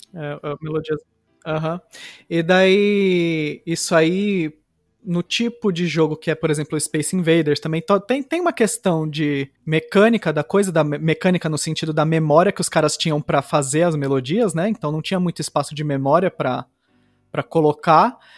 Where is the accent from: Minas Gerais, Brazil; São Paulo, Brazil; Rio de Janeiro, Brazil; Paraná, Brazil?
São Paulo, Brazil; ABC Paulista; quando eu estava crescendo no ABC Paulista